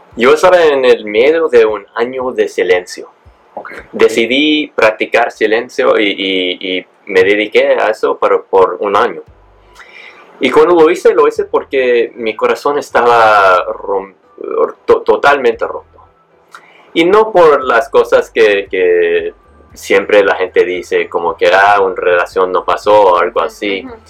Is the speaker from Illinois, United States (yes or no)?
no; San Diego, California, United States; moved away as an adult; also born or lived in Mexico; now in Bali, Indonesia; Pues nací en México, y me mudé a los Estados Unidos cuando tenía nomás como 8 o 9 meses. Eh, crecí en, California, en San Diego